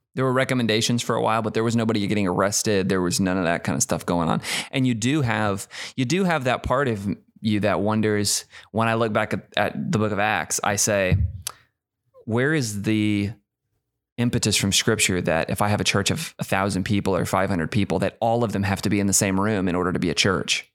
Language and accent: English; United States; we're so American